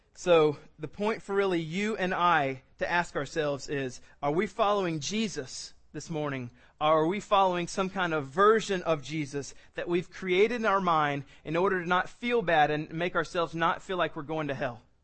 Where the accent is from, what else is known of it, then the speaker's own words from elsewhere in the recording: South Carolina, United States; I was born in South Carolina. I've been raised in South Carolina.